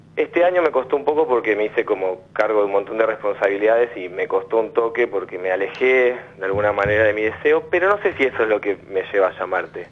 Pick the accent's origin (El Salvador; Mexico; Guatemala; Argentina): Argentina; Quilmes, Buenos Aires Province; also born or lived in La Matanza, Buenos Aires; now in Tapiales, Argentina; Y soy nacido en Quilmes